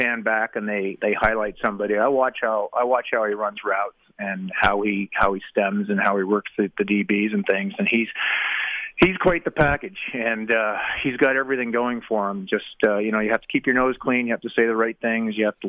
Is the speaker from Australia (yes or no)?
no; Canada; also born or lived in United States; I was born, raised in Canada, did everything I spent 4 years in the States going to school